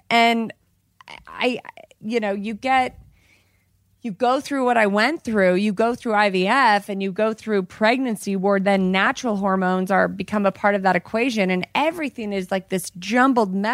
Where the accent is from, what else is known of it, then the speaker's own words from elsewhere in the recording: Colorado, United States; In my oh, home state. In my home state where I'm from.